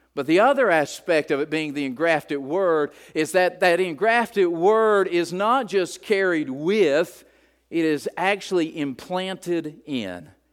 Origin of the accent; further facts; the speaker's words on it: West Virginia, United States; I'm from West Virginia.